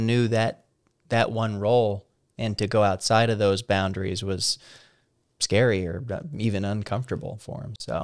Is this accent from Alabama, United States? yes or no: no; Salem, Missouri, United States; moved away as an adult; also born or lived in Columbia, Missouri; now in Washington, D.C., United States; my hometown, small Southern Missouri little town, and, and where I'm at now in D C